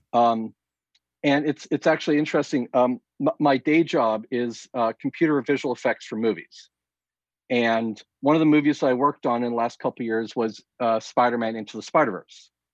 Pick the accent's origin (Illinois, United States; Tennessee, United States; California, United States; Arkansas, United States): California, United States; Southern; I grew up here in Southern California